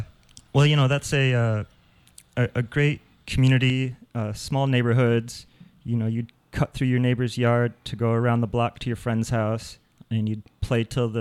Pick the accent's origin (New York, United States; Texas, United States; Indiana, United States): Indiana, United States; South Bend; moved away as an adult; also born or lived in Muncie, Indiana; now in St. Croix, U.S. Virgin Islands; I'm from South Bend, Indiana, in the Midwest.